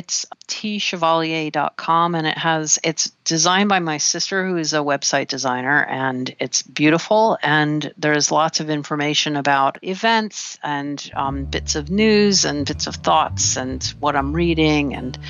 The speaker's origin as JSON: {"language": "English", "town": "Washington", "region": "District of Columbia", "country": "United States", "also_born_or_lived": "Oberlin, Ohio", "moved": "yes", "said": "I'm from Washington, D.C."}